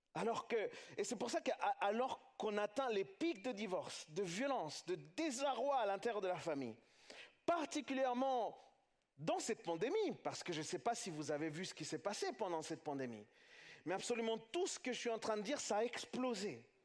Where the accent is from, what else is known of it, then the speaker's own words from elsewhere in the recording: France; chez nous en France